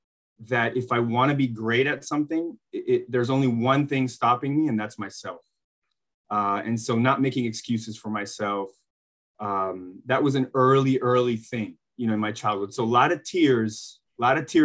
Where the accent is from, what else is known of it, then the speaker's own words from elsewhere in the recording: Bosnia & Herzegovina; moved away; I grew up in Bosnia to two professional basketball players